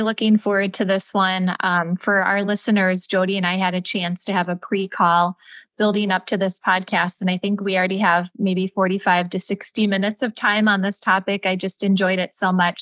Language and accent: English; Minneapolis, Minnesota, United States; my hometown of Minneapolis, Minnesota